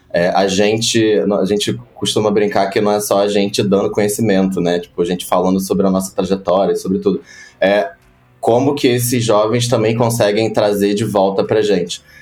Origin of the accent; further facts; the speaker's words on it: Rio de Janeiro, Brazil; moved away as an adult; now in São Paulo, Brazil; Sou do Rio de Janeiro, da Zona Oeste do Rio de Janeiro. É, já tô em São Paulo já há um tempinho.